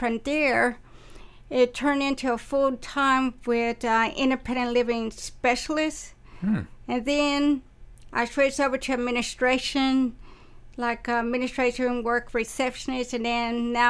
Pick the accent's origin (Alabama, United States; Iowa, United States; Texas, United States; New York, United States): Texas, United States; Waco; moved away as an adult; also born or lived in Winter Park, Colorado / Brownsville; I was born and raised in Waco, Texas. And then I went to the University of Mary Hardin Baylor. I graduated in 1999. And then I went to Winter Park, Colorado.